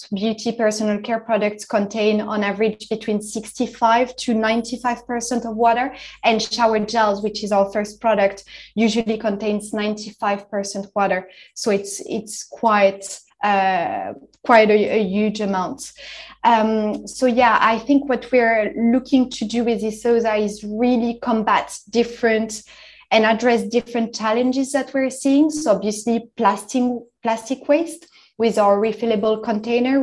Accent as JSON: {"language": "English", "country": "France", "tie": "born or raised there", "moved": "yes", "lives_now": "London, United Kingdom", "said": "I'm originally from France. I grew up in the French Alps"}